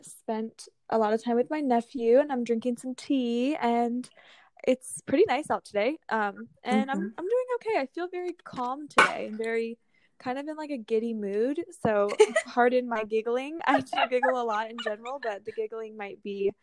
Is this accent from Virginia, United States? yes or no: yes; Northern Virginia, United States; now in Richmond, United States; I'm actually staying with my family right now in my hometown in Nova